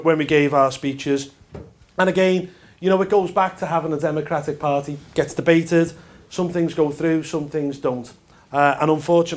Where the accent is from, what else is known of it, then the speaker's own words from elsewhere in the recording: Liverpool, North West England, United Kingdom; I'm from Liverpool and in the north of England.